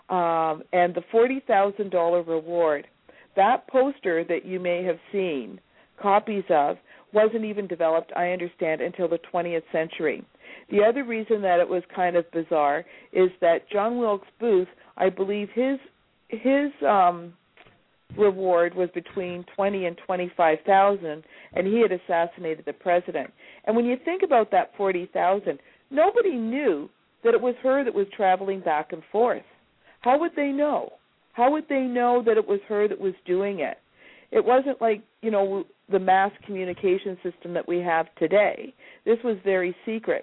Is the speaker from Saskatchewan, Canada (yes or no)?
no; Fort Erie, Ontario, Canada; I was born in Fort Erie